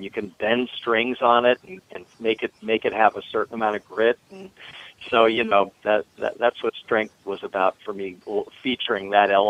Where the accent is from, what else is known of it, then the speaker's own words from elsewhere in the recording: Washington, District of Columbia, United States; I grew, I grew up in Washington D.C.